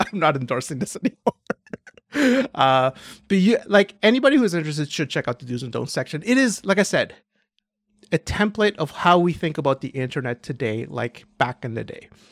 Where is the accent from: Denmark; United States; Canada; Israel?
Canada; this is my perspective as a Canadian